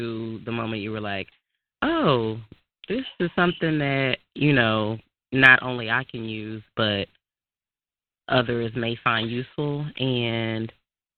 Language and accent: English; the South, United States; I'm from the South, so you know all I hear is the pocketbook